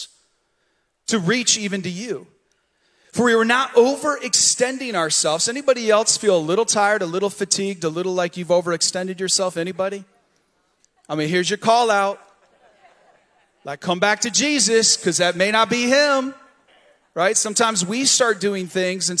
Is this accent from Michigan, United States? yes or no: yes; the Thumb of Michigan, United States; also born or lived in Battle Creek, Michigan; now in Vero Beach, United States; I was born in Battle Creek, Michigan, the cereal city. Okay? 2 years of my life were there. The rest was in the thumb of Michigan.